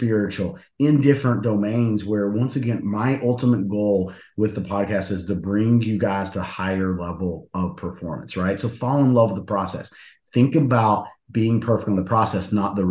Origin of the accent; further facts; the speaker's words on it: West Virginia, United States; moved away; I'm from West Virginia originally.